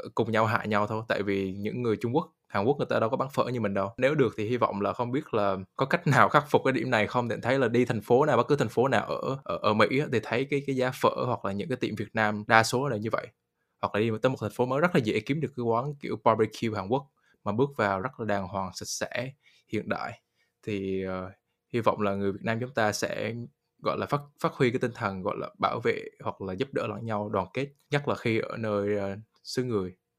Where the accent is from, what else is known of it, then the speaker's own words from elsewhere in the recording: Vietnam; now in United States; người Việt mình